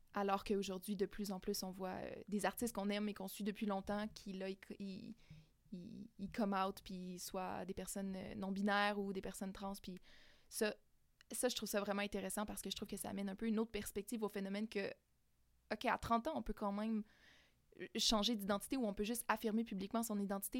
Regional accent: Témiscamingue, Quebec, Canada; moi j'ai grandi au Témiscamingue, euh, dans une petite maison de la campagne

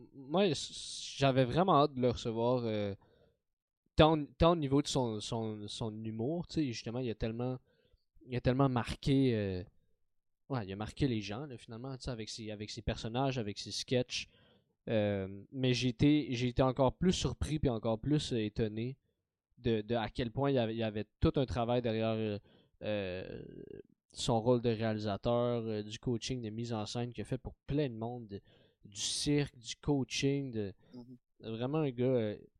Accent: Montreal, Quebec, Canada; j'ai grandi dans Saint-Michel

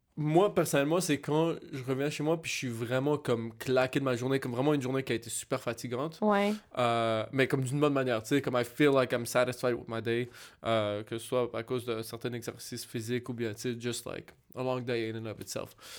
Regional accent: Montreal, Quebec, Canada; j'ai grandi à Cartierville

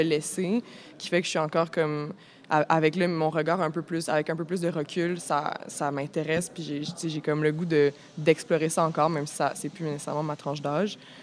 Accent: Montreal, Quebec, Canada; j'ai grandi à Montréal

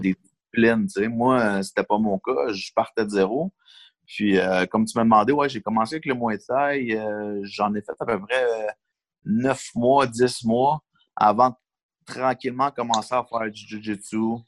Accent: Longueuil, Quebec, Canada; Je suis né à Longueuil, j'ai grandi à Longueuil

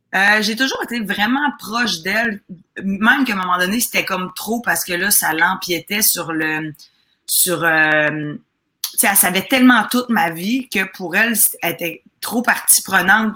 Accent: Chambly, Quebec, Canada; born or raised there; also born or lived in Lac-Saint-Jean, Quebec / Roberval, Quebec; now in Montreal, Canada

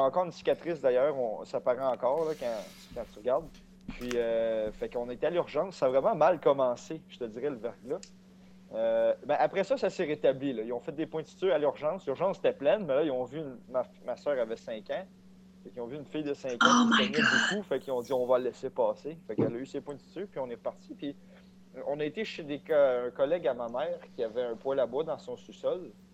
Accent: Saint-Ours, Quebec, Canada; also born or lived in Saint-Hyacinthe; j'ai grandi à Saint-Ours qui est euh, une, petite ville proche de Sorel. Puis j'ai déménagé, on a déménagé à, à Saint-Hyacinthe

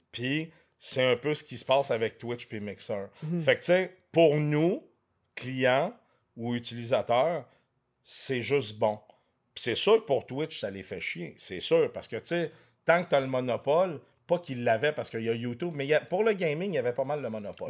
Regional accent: Quebec, Canada; also born or lived in France; je suis né en France. Je suis arrivé au Québec, j'avais un an.

